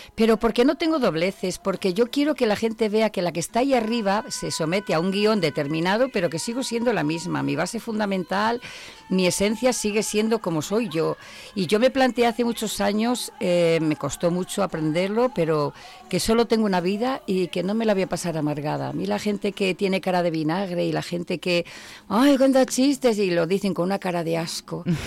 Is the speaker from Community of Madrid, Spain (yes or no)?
no; Zamora, Castile and León, Spain; soy castellana